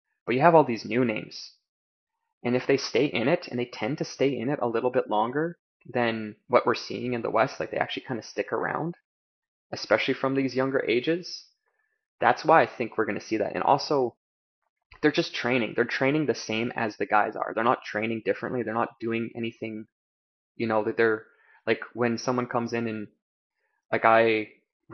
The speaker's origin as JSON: {"language": "English", "country": "Canada", "also_born_or_lived": "China", "said": "as a Canadian going down there"}